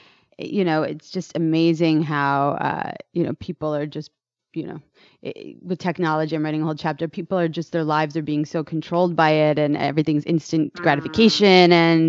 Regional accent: San Francisco, California, United States; I'm proud to be for the Bay Area as well, born and raised in San Francisco

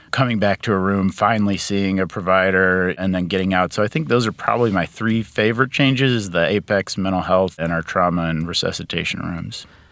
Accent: suburbs of Chicago, Illinois, United States; moved away; I grew up in Illinois, suburbs of Chicago

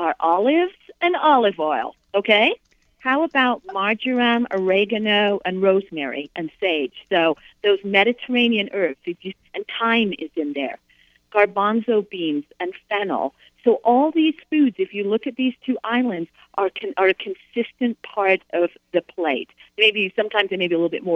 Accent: United Kingdom; moved away; I grew up in the United Kingdom. I grew up in Europe

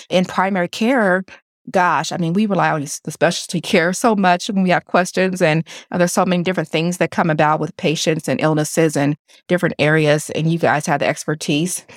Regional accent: Kansas City, Missouri, United States; I'm right here from Kansas City. I graduated from Ruskin High School

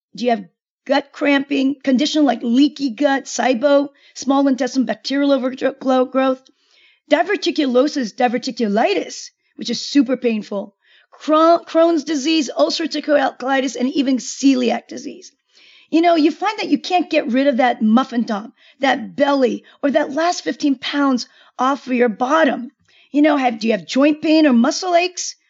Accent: Seoul, South Korea; Korea, where I'm from, I'm from Seoul, Korea.

